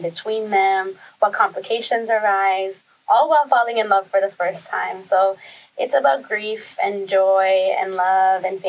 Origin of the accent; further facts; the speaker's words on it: Toronto, Ontario, Canada; I am a Tamil director, writer, born and raised in Toronto.